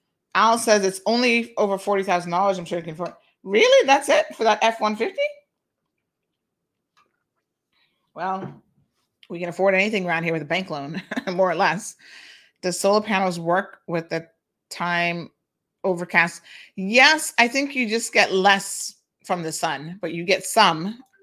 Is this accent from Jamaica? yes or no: yes; Jamaica; I'm a Jamaican, and I hate the mentality of my own.